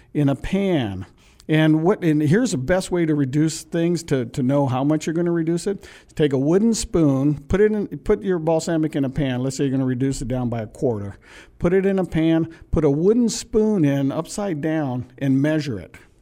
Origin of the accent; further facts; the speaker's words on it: Pacific Northwest, United States; moved away; I'm from the Pacific Northwest